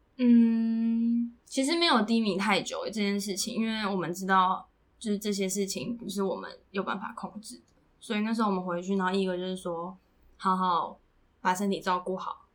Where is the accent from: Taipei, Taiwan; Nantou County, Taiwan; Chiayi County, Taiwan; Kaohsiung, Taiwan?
Nantou County, Taiwan; Puli; moved away; 如果我在普里长大的话